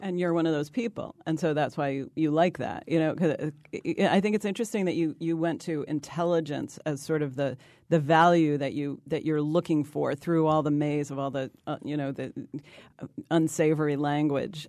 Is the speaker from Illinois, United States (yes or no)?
no; New York, United States; I'm from New York.